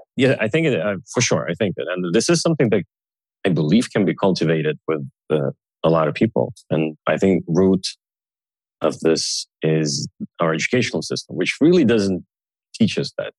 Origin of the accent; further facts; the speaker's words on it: Sweden; I was growing up in Sweden, you know, with Russian parents.